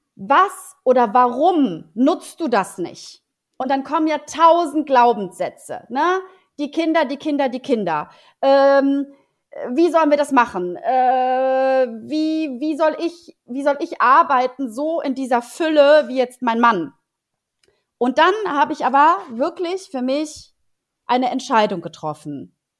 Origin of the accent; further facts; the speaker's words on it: Poland; now in Germany; ich bin ja gebürtige Polin